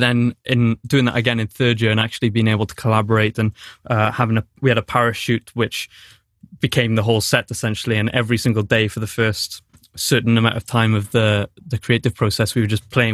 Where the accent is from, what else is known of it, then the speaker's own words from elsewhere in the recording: Newport, Wales, United Kingdom; I'm from Newport, so my accent isn't exactly the most... I'm not exactly the most Welsh person in Wales